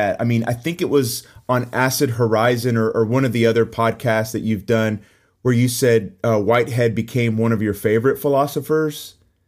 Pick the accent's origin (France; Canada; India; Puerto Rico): Puerto Rico; I'm originally from Puerto Rico